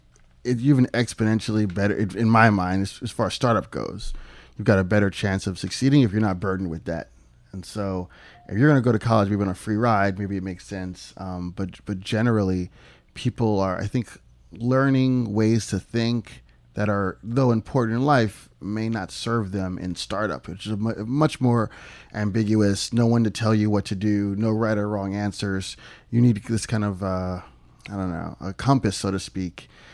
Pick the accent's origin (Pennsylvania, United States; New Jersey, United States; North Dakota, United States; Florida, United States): Pennsylvania, United States; Philadelphia; also born or lived in Ohio; So I moved to Pennsylvania at about 6 months old and lived there almost all my life